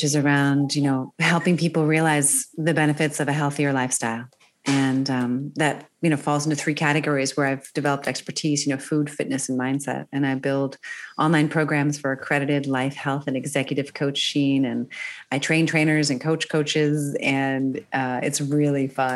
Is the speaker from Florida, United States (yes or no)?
no; Northern Virginia, United States; born or raised there; moved away as an adult; also born or lived in Maryland / New York City / Switzerland / Germany; now in California, United States